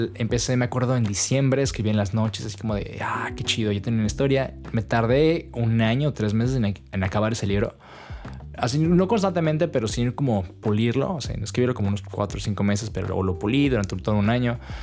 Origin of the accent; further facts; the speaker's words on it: Toluca, State of Mexico, Mexico; moved away as an adult; now in Netherlands; en mi ciudad natal de Toluca